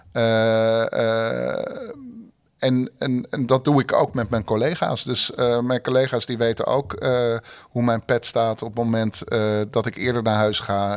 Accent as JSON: {"language": "Dutch", "town": "Haarlem", "region": "North Holland", "country": "Netherlands", "tie": "born or raised there", "moved": "as an adult", "lives_now": "Rotterdam, Netherlands", "said": "geboren en getogen in Haarlem. Eh, in 96 naar Rotterdam gekomen"}